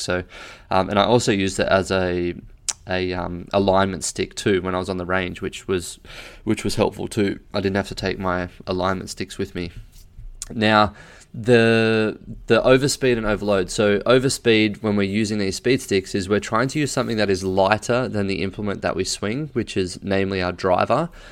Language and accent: English; Australia; I'm an Australian